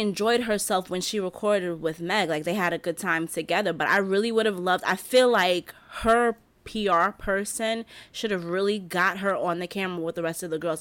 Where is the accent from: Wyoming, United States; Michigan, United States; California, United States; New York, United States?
New York, United States; I'm a New Yorker